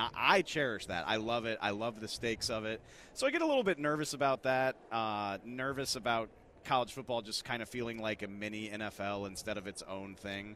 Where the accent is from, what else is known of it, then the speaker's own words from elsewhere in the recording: New Orleans, Louisiana, United States; moved away; I'm from New Orleans originally.